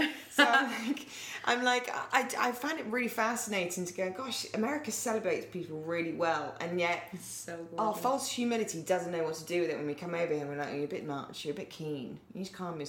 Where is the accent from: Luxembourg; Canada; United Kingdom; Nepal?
United Kingdom; England; now in United States; being a Brit, I come from a culture that there's a sort of, this isn't to put England down, it's just one of our traits.